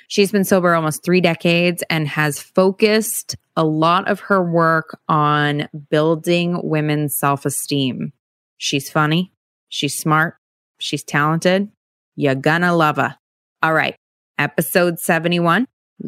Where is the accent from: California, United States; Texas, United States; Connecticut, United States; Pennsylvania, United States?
California, United States; I grew up in the San Francisco Bay Area, and I really loved the Cowboys